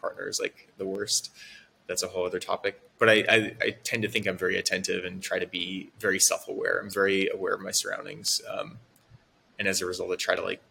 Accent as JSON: {"language": "English", "region": "Oregon", "country": "United States", "also_born_or_lived": "San Francisco", "moved": "as an adult", "said": "I moved from Oregon, where I'm from, in 2010 and moved to San Francisco to join a company."}